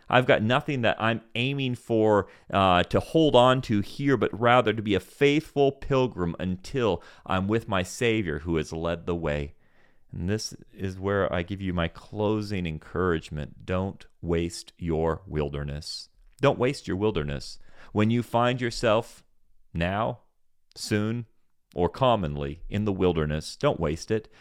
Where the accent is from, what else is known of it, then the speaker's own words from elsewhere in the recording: Senegal; I grew up in Senegal, West Africa